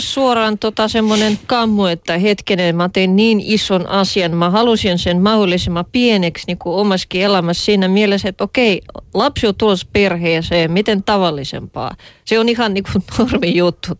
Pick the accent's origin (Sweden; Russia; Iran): Russia; now in Finland; minä olen venäläinen